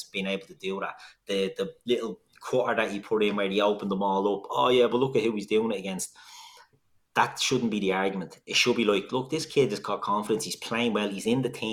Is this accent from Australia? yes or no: no; Dublin, Leinster, Ireland; We're all from Dublin